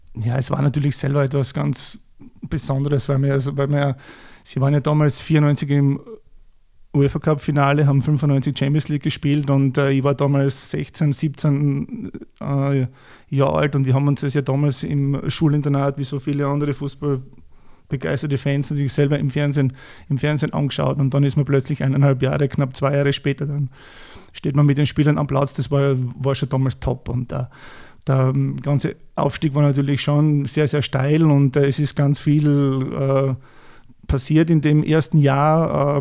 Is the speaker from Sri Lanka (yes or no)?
no; Voitsberg, Styria, Austria; moved away; Wir kommen beide aus der Weststeiermark